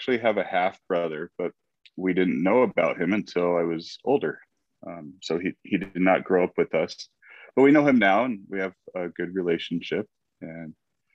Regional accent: Phoenix, Arizona, United States; I was born and raised in Phoenix, Arizona

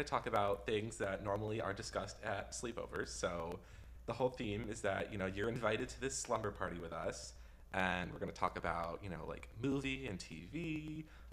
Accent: Norwalk, Ohio, United States; I'm born and raised in Norwalk, Ohio, which no one knows about, but if you know where Cedar Point is in Sandusky, I'm near there.

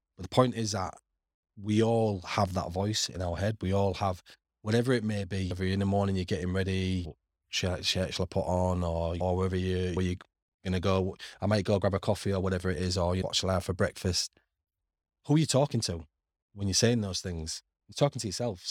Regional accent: Hull, Yorkshire and the Humber, United Kingdom; moved away as an adult; also born or lived in Middle East; now in Canada; on Council Estate where I grew up on Cavill Place.

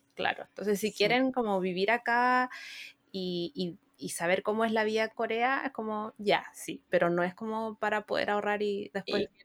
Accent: Chile; first language Spanish; moved away as an adult; nosotros como chilenos

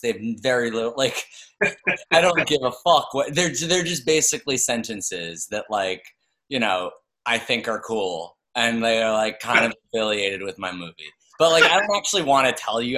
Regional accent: New York, United States; I'm from New York, but I came back to New York

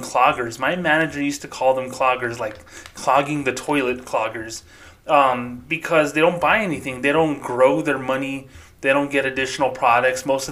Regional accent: Socorro, New Mexico, United States; now in Las Cruces, United States; my hometown of Socorro, New Mexico is very low income

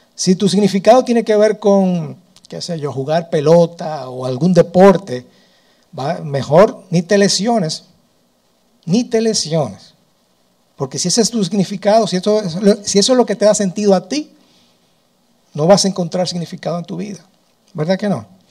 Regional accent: Dominican Republic; soy dominicano y no nací en otro lugar

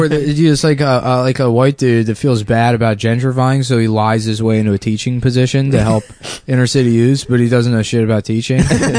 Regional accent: Maryland, United States; I'm from Maryland, though.

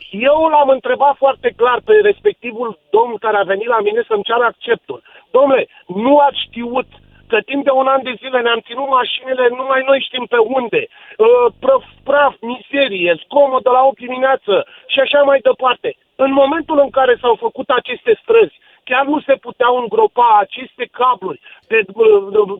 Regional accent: Bucharest, Romania; sunt un cetățean din București, am o mică firmă

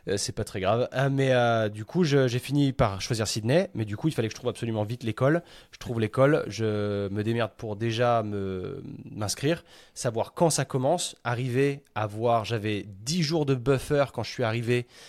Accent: France; moved away as an adult; en tant que bon petit français

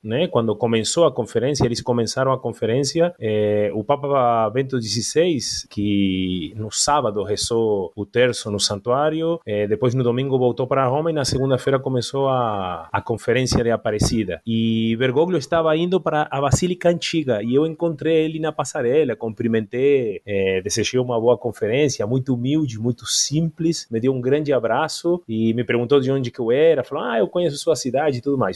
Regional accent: Argentina; Portuguese is a second language; moved away; como argentino

